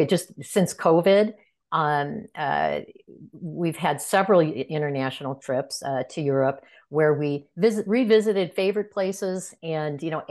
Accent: Chicago, Illinois, United States; when I was a kid growing up in the Chicago area

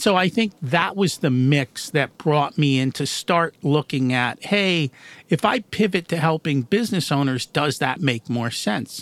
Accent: United States; also born or lived in India; I've grown up in the United States

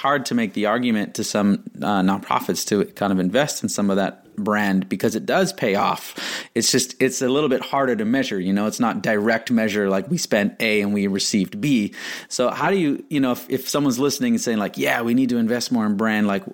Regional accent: Canada; I'm Canadian, so I like start every day going to Tim's

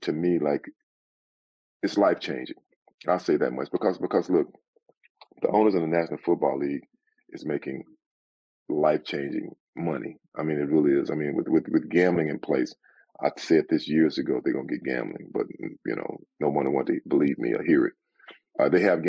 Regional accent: Sealy, Texas, United States; moved away as an adult; now in Southern California, United States; I'm from a small town. At that time, it was 2,000 people. It's a lot bigger now, but you know, I love growing up in Texas.

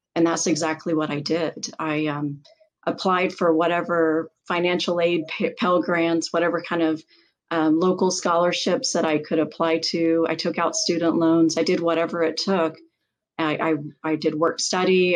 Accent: England, United Kingdom; growing up in England

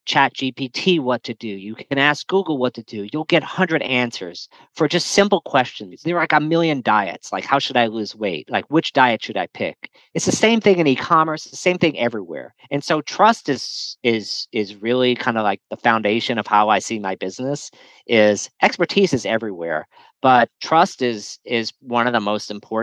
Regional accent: New Orleans, Louisiana, United States; I grew up in New Orleans

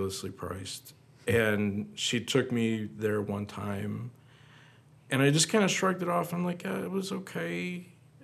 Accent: Wisconsin Rapids, Wisconsin, United States; moved away; I'm from Rapids. And I hope to come back there soon to move

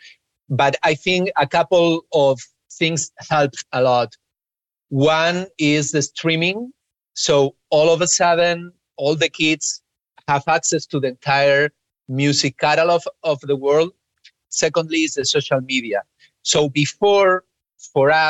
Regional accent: Spain; English is a second language; I grew up in Spain, and obviously English wasn't our native language

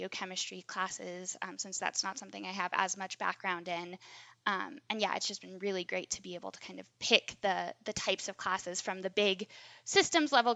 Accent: New Mexico, United States; moved away as an adult; also born or lived in East Coast; now in Colorado, United States; growing up in New Mexico, like, 20% humidity

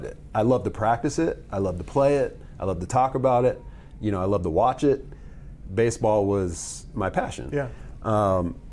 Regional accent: Tucson, Arizona, United States; I grew up in Tucson, Arizona, to Howard and Kathy …

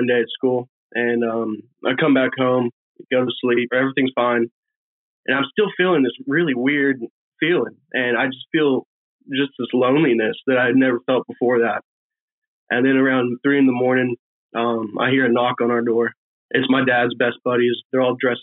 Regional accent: Virginia Beach, Virginia, United States; we grew up in Virginia Beach

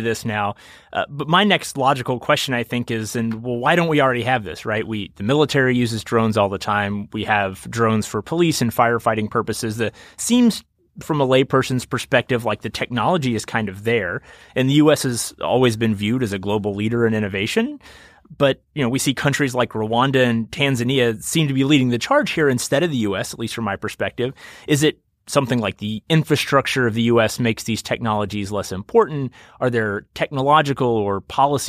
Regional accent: Kentucky, United States; I'm a Kentucky native

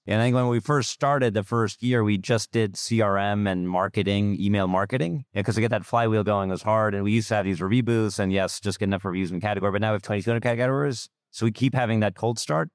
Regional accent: Germany; moved away; I'm from Germany originally

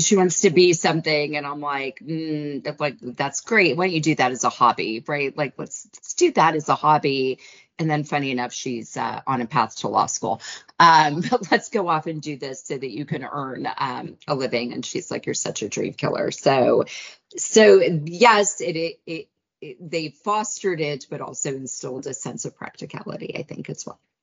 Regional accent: United States; as an American

